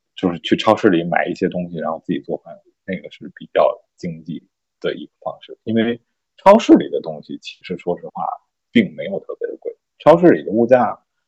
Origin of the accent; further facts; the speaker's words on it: China; 我们中国人